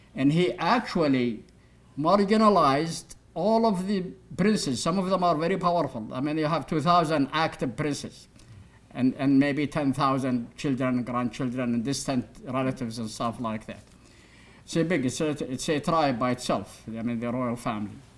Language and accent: English; Saudi Arabia; now in United States; when I was growing up in Saudi Arabia